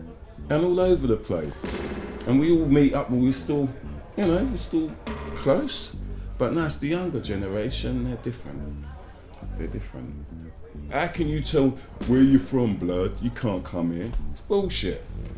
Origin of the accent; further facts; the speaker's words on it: Jamaica; Don't get me wrong, man, I'm still a Jamaican, but boy.